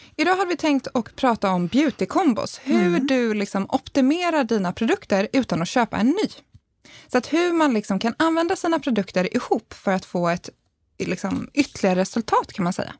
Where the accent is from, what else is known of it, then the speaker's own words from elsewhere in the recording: Värmdö, Stockholm County, Sweden; Värmdö där jag kommer ifrån